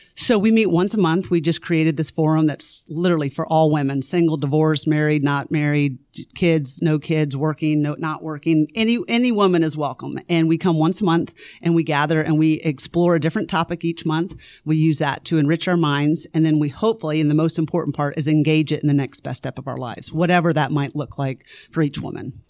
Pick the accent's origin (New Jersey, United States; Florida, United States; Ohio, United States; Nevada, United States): Florida, United States; Lakeland; moved away as an adult; also born or lived in Greenville, South Carolina / Nashville, Tennessee; now in Forsyth County, Georgia, United States; I grew up in Lakeland, Florida